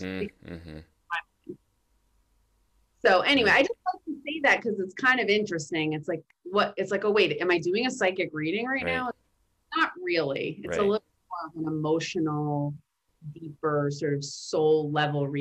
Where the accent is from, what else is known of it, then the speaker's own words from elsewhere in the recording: New York City, New York, United States; I'm from Brooklyn